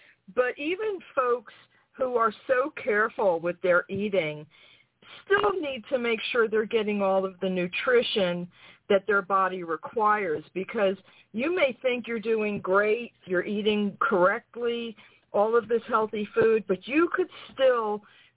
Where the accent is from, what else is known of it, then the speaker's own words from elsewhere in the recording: New York, United States; moved away as an adult; also born or lived in Florida; now in North Carolina, United States; I'm from New York